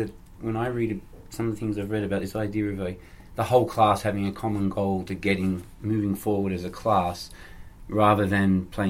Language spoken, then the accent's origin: English; Australia; Australia, mate.